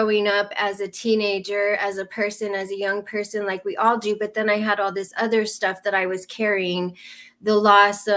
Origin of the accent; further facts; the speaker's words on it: New Mexico, United States; I'm from New Mexico, we have a lot of drug addiction